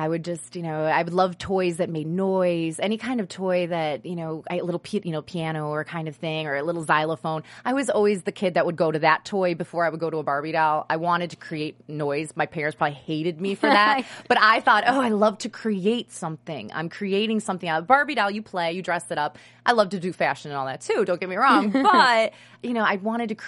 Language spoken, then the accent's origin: English; Buffalo, New York, United States; moved away; also born or lived in New Jersey; I grew up in Buffalo, New York